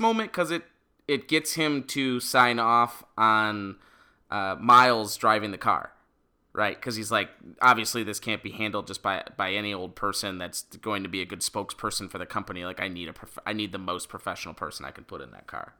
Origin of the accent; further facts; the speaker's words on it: Detroit, Michigan, United States; we're from Metro Detroit